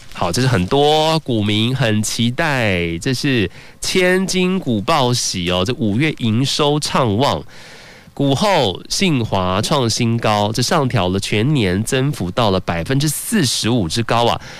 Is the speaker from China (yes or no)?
no; Taiwan; 只有我们台湾人呢，果然最爱的日本的市场